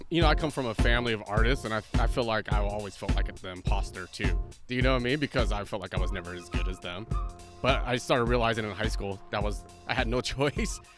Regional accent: Santa Cruz, California, United States; moved away as an adult; also born or lived in Los Angeles; now in Santa Barbara, United States; I grew up in Santa Cruz, but I grew up in the mountains

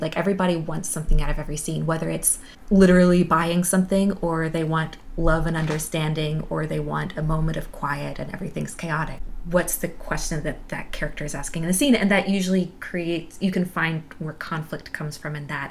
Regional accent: the South, United States; moved away as an adult; also born or lived in Massachusetts; I grew up in the South

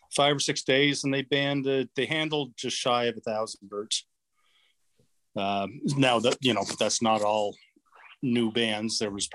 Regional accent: Charlottetown, Prince Edward Island, Canada; I'm from Prince Edward Island, Charlottetown, the capital, Prince Edward Island, and it's on the east coast of Canada.

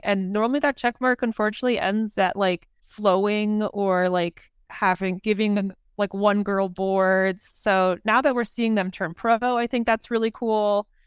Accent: Maryland, United States; I grew up in Maryland

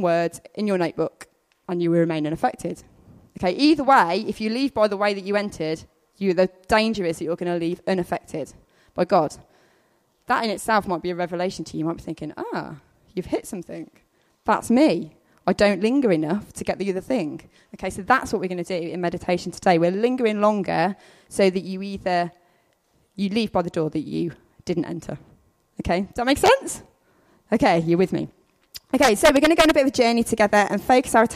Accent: the Midlands, England, United Kingdom; I'm from the Midlands, so I say paths.

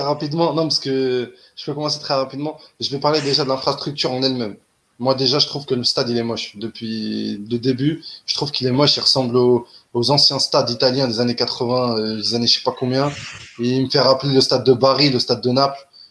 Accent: Algeria

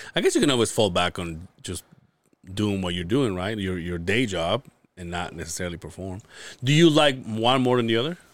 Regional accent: Yucatan Peninsula, Yucatán, Mexico; now in Utah, United States; I'm from the Yucatan Peninsula, where all the Mayan ruins are

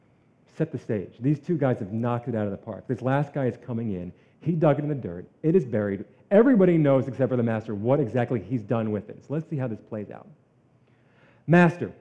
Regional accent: New Jersey, United States; I'm from New Jersey

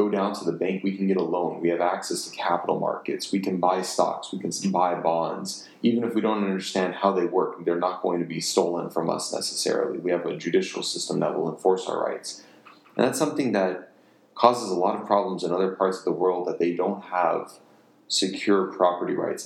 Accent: United States; I have my anti-authoritarian undertones as an American

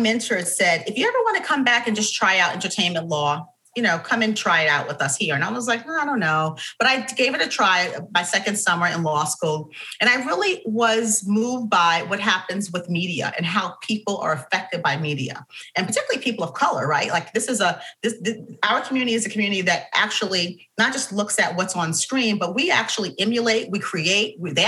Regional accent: New York City, New York, United States; I grew up in Harlem, New York, in the Manhattanville Projects, just above 125th Street in Broadway.

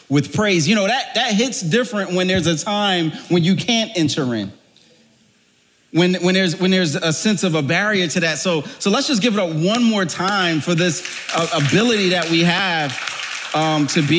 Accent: Philadelphia, Pennsylvania, United States; moved away; I was born and raised in Philadelphia, the cradle of liberty

